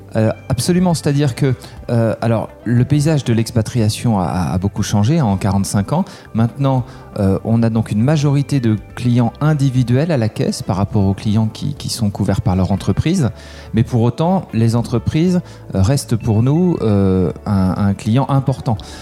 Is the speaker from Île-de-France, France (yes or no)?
no; Aix-en-Provence, Provence-Alpes-Côte d'Azur, France; moved away as an adult; also born or lived in Bath, England; now in Paris, France; J'ai grandi à Aix-en-Provence et puis après je suis euh, allé faire mes études à Paris